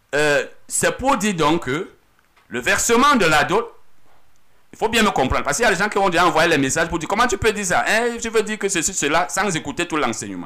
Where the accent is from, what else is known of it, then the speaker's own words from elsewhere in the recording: Cameroon; chez nous au Cameroun